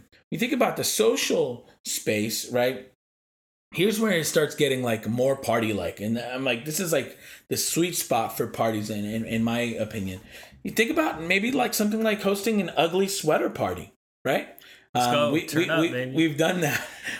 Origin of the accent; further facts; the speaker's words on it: East Coast, United States; And I'm from the East Coast and I'm not going to lie, like it was hard.